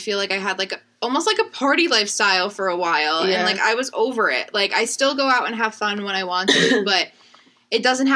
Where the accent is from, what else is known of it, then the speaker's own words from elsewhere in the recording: New Jersey, United States; We're also from Jersey